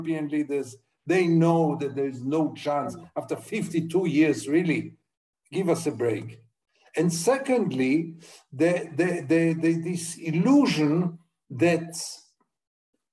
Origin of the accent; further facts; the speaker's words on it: Israel; I was brought up in Israel